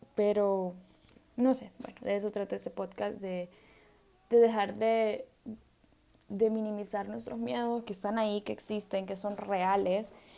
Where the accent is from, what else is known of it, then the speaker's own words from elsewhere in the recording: El Salvador; yo soy del Salvador